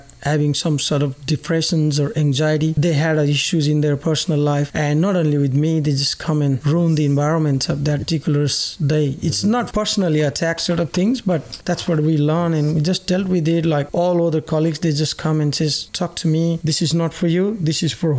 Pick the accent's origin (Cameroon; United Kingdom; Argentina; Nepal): Nepal; moved away as an adult; now in Australia; my mom and dad, I live with them all my life back in Nepal